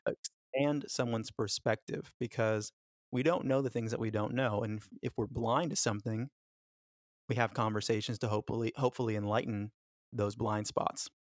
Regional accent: Los Angeles, California, United States; born or raised there; also born or lived in Florida / Jamaica

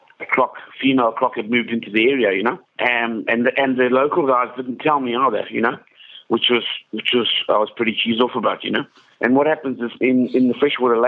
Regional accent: Kariba, Mashonaland West, Zimbabwe; I grew up in Kariba in Zimbabwe.

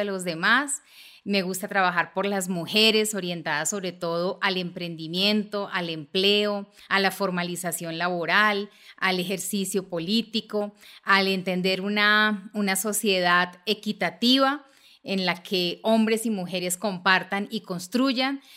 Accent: Bogotá, Colombia; una mujer bogotana, nací en el barrio de Kennedy

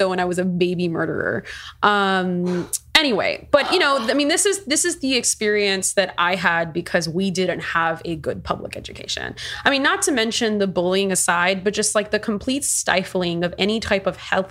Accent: Miami-Dade County, Florida, United States; I'm from Miami-Dade County, and our public schools have essentially been run to the ground, I mean, since I've been on this earth

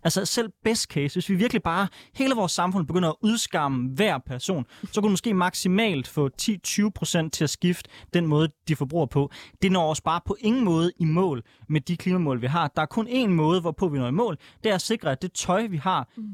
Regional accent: Denmark; jeg er fra Jylland

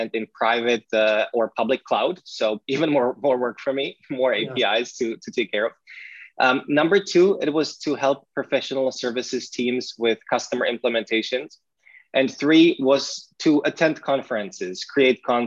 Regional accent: Brno, South Moravian Region, Czechia; English is a second language; my hometown in Brno

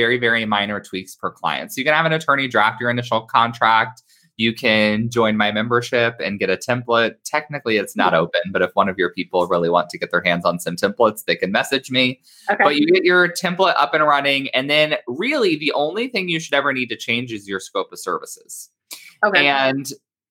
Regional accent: Indiana, United States; moved away as an adult; now in Southern California, United States; I'm from Indiana

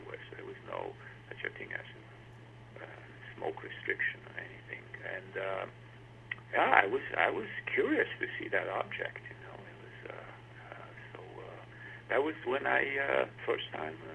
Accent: Transylvania, Romania; moved away; also born or lived in Bucharest, Romania; I grew up in East Europe, Romania. I would call it more Transylvania because it's a northwestern part of Romania

